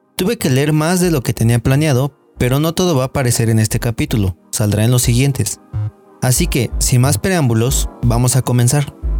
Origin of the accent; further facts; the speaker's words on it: Mexico; la identidad que se nos ha inculcado es la misma que nos ha hecho creer que México es uno y sin matices